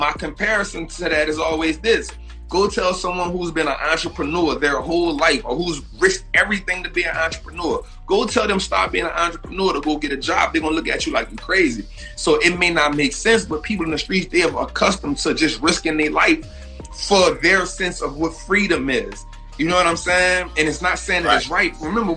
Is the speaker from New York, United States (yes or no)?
no; New Orleans, Louisiana, United States; moved away as an adult; also born or lived in Atlanta; I'm from New Orleans